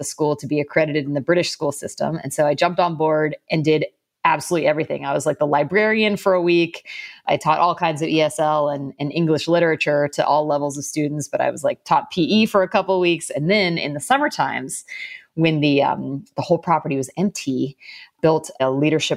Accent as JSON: {"language": "English", "area": "outskirts of Atlanta", "region": "Georgia", "country": "United States", "tie": "born or raised there", "also_born_or_lived": "San Francisco, California", "moved": "as an adult", "lives_now": "Brooklyn, United States", "said": "Southern girl. So I grew up in Georgia. So I grew up on the outskirts of Atlanta"}